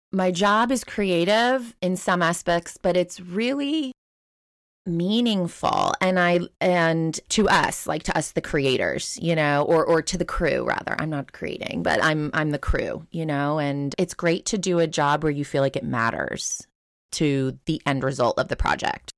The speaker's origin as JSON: {"language": "English", "area": "Long Island", "region": "New York", "country": "United States", "tie": "born or raised there", "said": "we grew up on Long Island"}